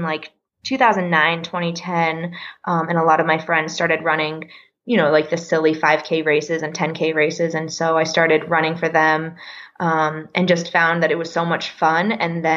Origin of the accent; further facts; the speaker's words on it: the Poconos, Pennsylvania, United States; moved away as an adult; also born or lived in Philadelphia, United States; now in Denver, United States; I grew up in Pennsylvania, in the Poconos of Pennsylvania